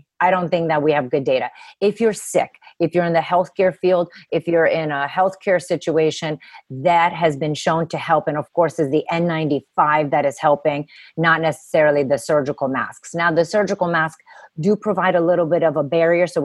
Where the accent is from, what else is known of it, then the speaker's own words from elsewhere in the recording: Romania; now in United States; I grew up in communism. I come from Romania. And I grew up in communism